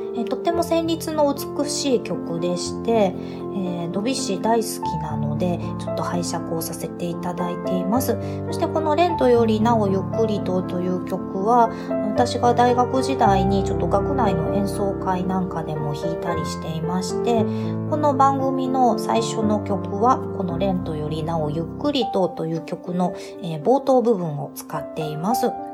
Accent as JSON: {"language": "Japanese", "region": "Kansai", "country": "Japan", "tie": "born or raised there", "said": "私、関西の出身なんですが"}